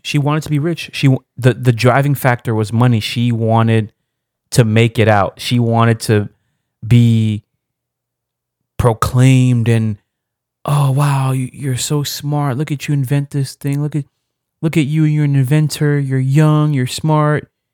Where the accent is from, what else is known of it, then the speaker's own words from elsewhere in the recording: Nigeria; me being Nigerian